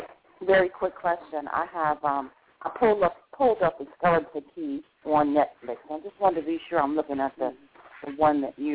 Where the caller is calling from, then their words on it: Cleveland, Ohio, United States; I'm calling from Cleveland, Ohio.